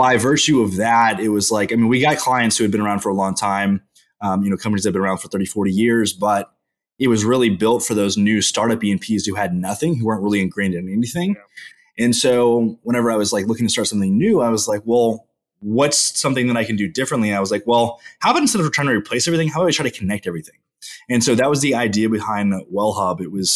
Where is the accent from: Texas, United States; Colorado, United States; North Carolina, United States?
Texas, United States; College Station; also born or lived in Houston, Texas; I grew up in College Station, Texas, home of the fighting Texas Aggies.